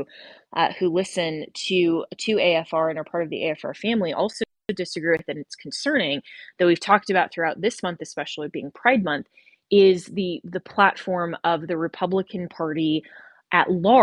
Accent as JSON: {"language": "English", "country": "United States", "said": "I am an American"}